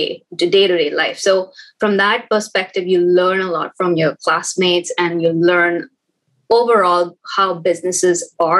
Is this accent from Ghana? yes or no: no; New Delhi, Delhi, India; moved away as an adult; now in Canada; I was born and brought up in New Delhi. I've spent my entire life and career in Delhi